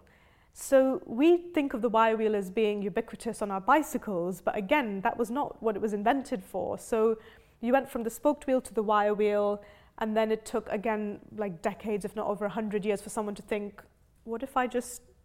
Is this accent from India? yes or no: yes; India; now in United Kingdom; I grew up in India, where it's very normal to want to be an engineer when you grow up.